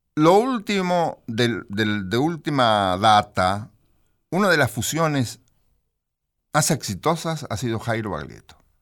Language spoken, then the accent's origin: Spanish; Mechita, Buenos Aires Province, Argentina; yo soy de Bragado. Cerquita de Bragado, un cuartel de Bragado mm. es eh, Mechita con estación Mecha